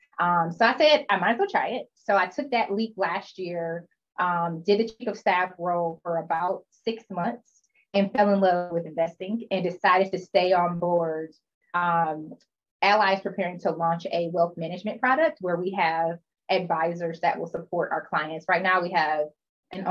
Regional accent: Detroit, Michigan, United States; also born or lived in Chicago / Syracuse; I'm from Detroit, moved back home and worked for a boutique firm here

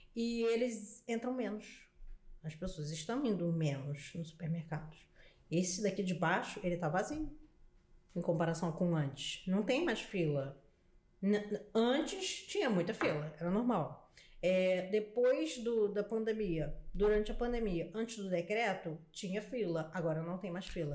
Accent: Brazil; a gente é brasileiro

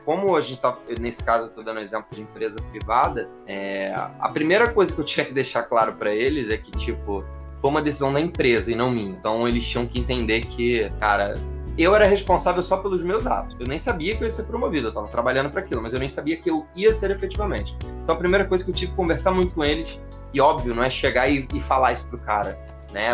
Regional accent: Rio de Janeiro, Brazil; eu sou do Rio

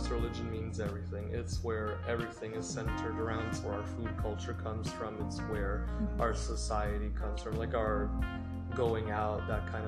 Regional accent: Canada; I grew up here in Canada

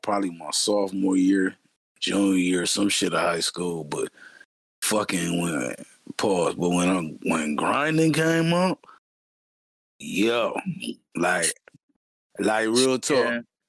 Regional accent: Arkansas, United States; as a person that, born in the South, man, I'm from Arkansas

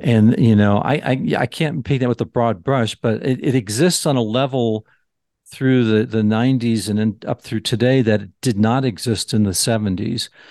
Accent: Southern California, United States; growing up in Southern California

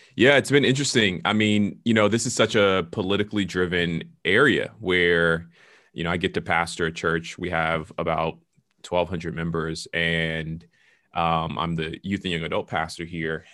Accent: Atlanta, Georgia, United States; now in Washington, D.C., United States; I am originally from Atlanta, Georgia, but I am a pastor in the Washington, D C area

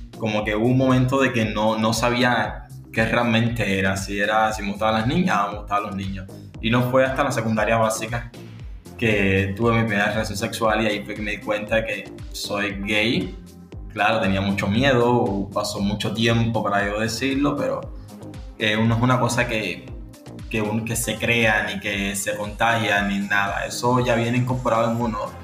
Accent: Havana, Cuba; vivo aquí en La Habana, nací aquí en La Habana, en Cuba

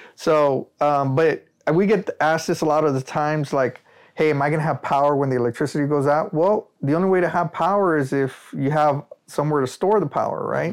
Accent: Rio Grande Valley, Texas, United States; I'm proud to say that I'm from the Rio Grande Valley

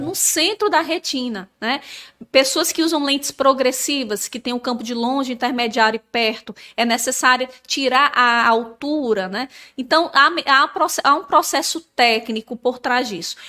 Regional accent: São Luís, Maranhão, Brazil; moved away; also born or lived in Natal; eu nasci em Natal, mas nós morávamos em São Luís do, do, Maranhão

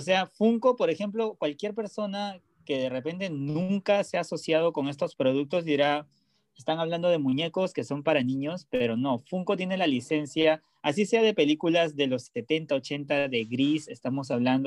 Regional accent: Peru; moved away; also born or lived in Los Angeles, United States; soy de Perú

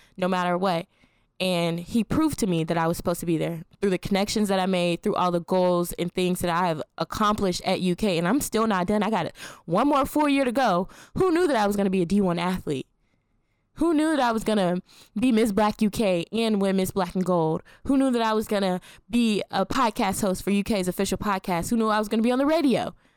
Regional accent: Atlanta, Georgia, United States; moved away as an adult; I'm from Atlanta. I'm a city girl

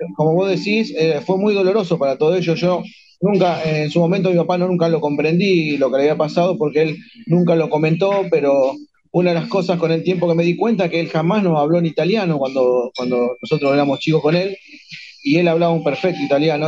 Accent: Rosario, Santa Fe, Argentina; Yo nací en la zona norte de Rosario, en Alberdi

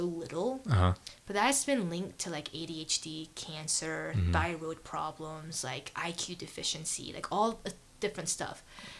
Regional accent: Grayson, Georgia, United States; moved away; I'm from Grayson

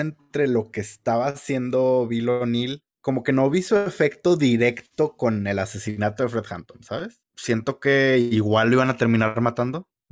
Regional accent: Mexico; somos mexicanos

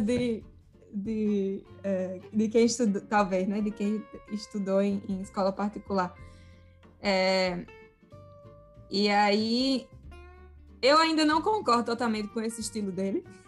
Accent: Natal, Rio Grande do Norte, Brazil; moved away as an adult; eu sou de Natal

